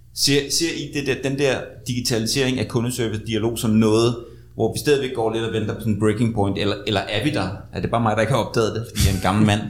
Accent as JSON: {"language": "Danish", "country": "Denmark"}